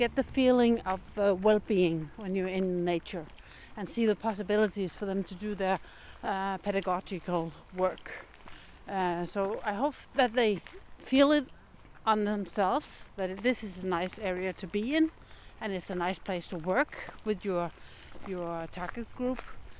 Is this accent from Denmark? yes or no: yes; Denmark; I'm from Denmark, working VIA University College in Horsens.